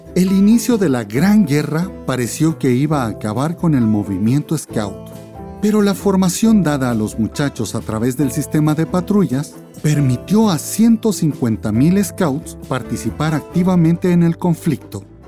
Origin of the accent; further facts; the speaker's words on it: Guatemala; obligación mía como guatemalteco